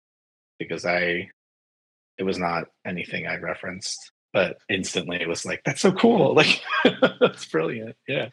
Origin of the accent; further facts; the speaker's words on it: New Jersey, United States; also born or lived in San Francisco; I lived in San Francisco briefly, but I was born in New Jersey.